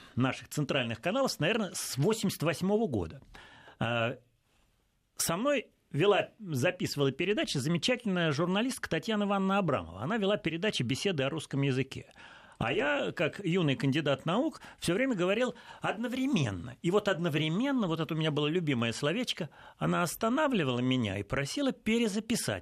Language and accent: Russian; Russia; мы, русские